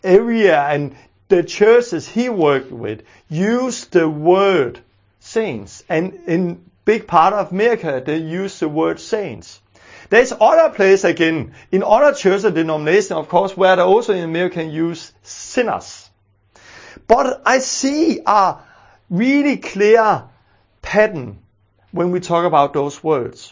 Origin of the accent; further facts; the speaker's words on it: Denmark; growing up in Denmark